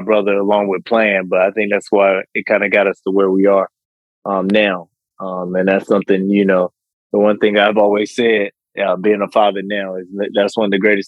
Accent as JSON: {"language": "English", "town": "Houston", "region": "Texas", "country": "United States", "tie": "born or raised there", "said": "I grew up in Houston, Texas."}